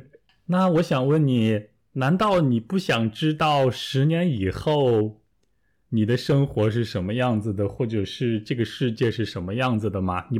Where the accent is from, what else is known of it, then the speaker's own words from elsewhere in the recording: Taiyuan, Shanxi, China; 比如我的家乡太原啊，冬天都非常冷啊。